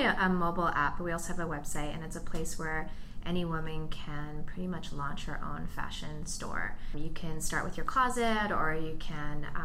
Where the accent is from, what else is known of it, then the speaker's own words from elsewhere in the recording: New York area, United States; now in Silicon Valley, United States; I'm originally from the New York area and I come from the fashion world